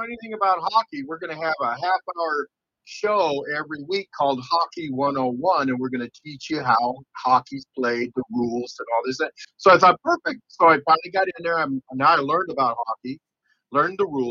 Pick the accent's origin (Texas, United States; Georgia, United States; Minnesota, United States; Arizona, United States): Arizona, United States; Tucson; I grew up in Tucson